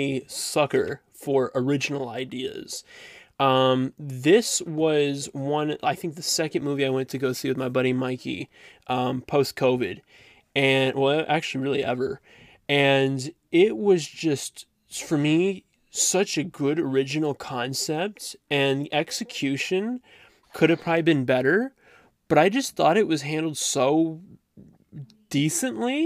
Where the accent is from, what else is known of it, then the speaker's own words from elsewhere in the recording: Dallas, Texas, United States; moved away; also born or lived in Plano, Texas; me being a Southern kid, I was born in Plano, Texas, which is right near Garland, and then I lived like right outside Dallas for 8 years of my life